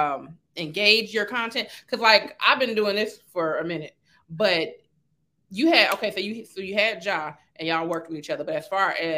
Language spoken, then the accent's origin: English; Carson, California, United States; I'm from Carson